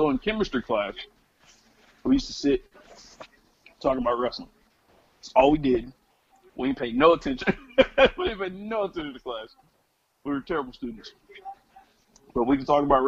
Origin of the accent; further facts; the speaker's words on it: Atlanta, Georgia, United States; I grew up on WCW, actually, because I grew up in Atlanta.